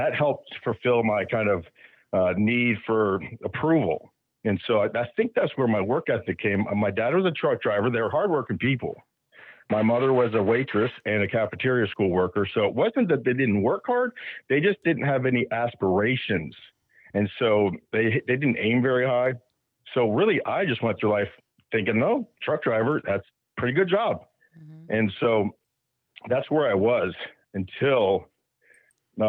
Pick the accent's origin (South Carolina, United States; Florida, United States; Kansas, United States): Florida, United States; Hollywood; I was born down here in Hollywood, Florida, right next to Fort Lauderdale